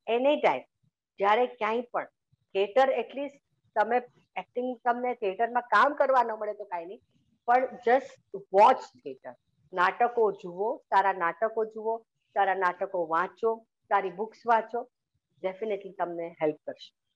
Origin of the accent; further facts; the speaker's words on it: Mumbai, Maharashtra, India; also born or lived in Dwarka, Gujarat; હું મુંબઈની છું but not Born in Mumbai હું ગુજરાતમાં એટલે કે દ્વારકામાં મારો જન્મ થયો